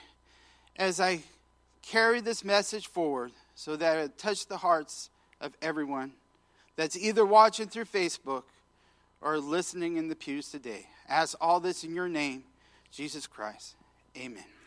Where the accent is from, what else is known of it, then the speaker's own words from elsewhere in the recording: Washington, United States; moved away as an adult; I was from Washington State.